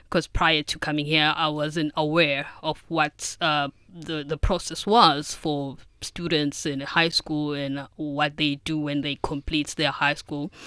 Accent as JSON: {"language": "English", "country": "South Africa", "moved": "yes", "lives_now": "China", "said": "I'm from South Africa"}